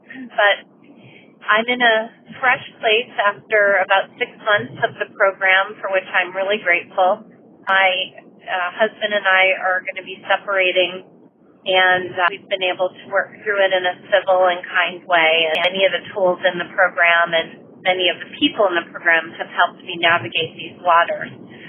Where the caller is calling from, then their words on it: Maryland, United States; calling from Maryland. Actually, I'm calling you from California, where I'm here on work right now.